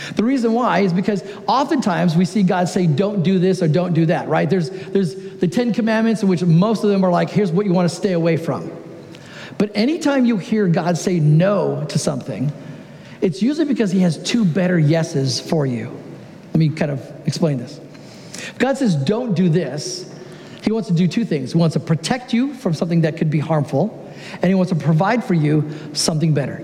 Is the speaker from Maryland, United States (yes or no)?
no; Southern California, United States; moved away as an adult; now in Oregon, United States; I am originally from Southern California, but for the last 13 years, I've had the great joy of living in Oregon.